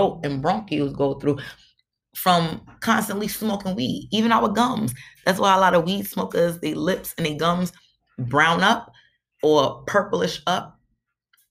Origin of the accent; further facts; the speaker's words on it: New York City, New York, United States; I'm from Brooklyn